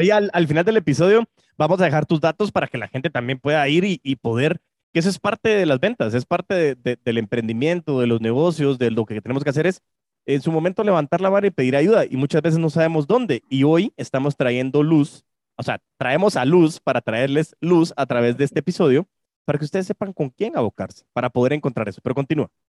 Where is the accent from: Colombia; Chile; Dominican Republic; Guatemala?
Guatemala; como guatemaltecos